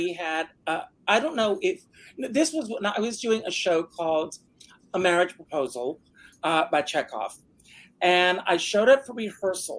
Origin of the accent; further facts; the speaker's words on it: Myrtle Beach, South Carolina, United States; I grew up in South Carolina. Some of you already know this, Myrtle Beach, South Carolina